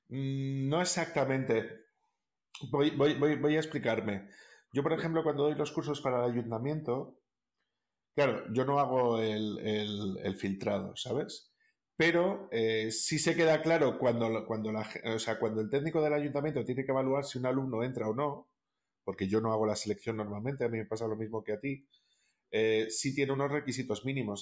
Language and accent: Spanish; Castile and León, Spain; en el caso de Castilla León, por ejemplo, que es de donde yo soy